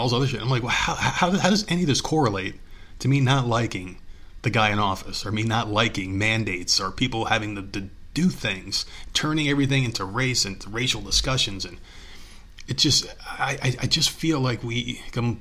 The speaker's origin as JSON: {"language": "English", "country": "United States", "tie": "born or raised there", "said": "I've been an American my whole life. I was born here"}